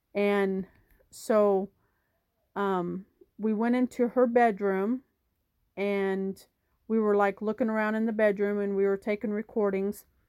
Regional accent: Wichita, Kansas, United States; I'm from Wichita, Kansas

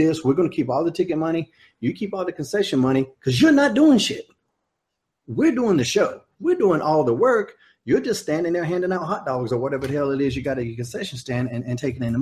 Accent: Smithfield, North Carolina, United States; There's an aquatic center in Smithfield, North Carolina that has a real big gymnasium type things that you could pack a bunch of people in. And that's my hometown

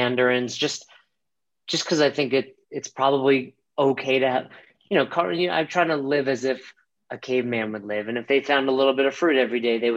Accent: New York, United States; moved away as an adult; also born or lived in Florida; now in Colorado, United States; growing up in New York, a Jewish grandma

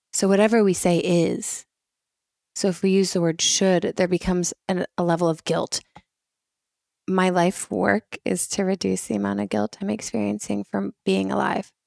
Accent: Washington, United States; moved away as an adult; also born or lived in Rome, Italy / Spain; I grew up in Washington State

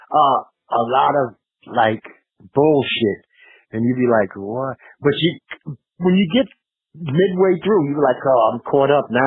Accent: New York City, New York, United States; I'm from Brooklyn

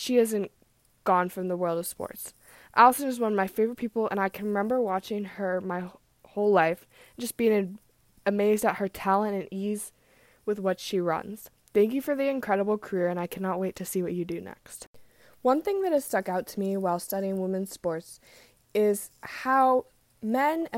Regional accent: Portland, Oregon, United States; I was born in Portland, Oregon

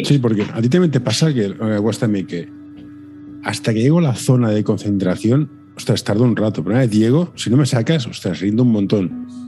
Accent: Catalonia, Spain; siendo yo catalán, ¿eh? ya que decimos cosas, yo, soy catalán

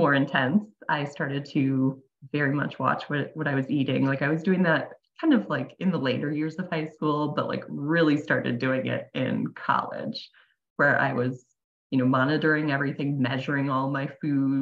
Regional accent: Wisconsin, United States; also born or lived in Phoenix, Arizona; I live in Wisconsin. I've pretty much lived here my entire life

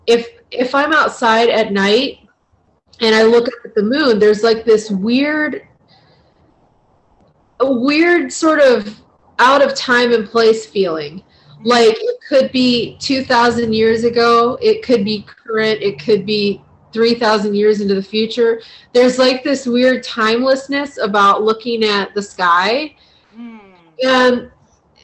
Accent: Northeast Ohio, United States; I grew up in Ohio, I lived in Northeast Ohio

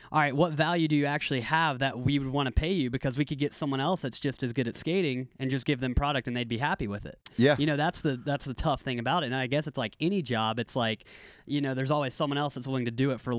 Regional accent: Knoxville, Tennessee, United States; now in San Diego, United States; I grew up in Tennessee

